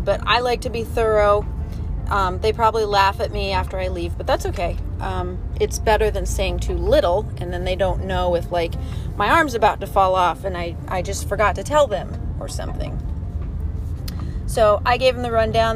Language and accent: English; Arizona, United States; I grew up in Arizona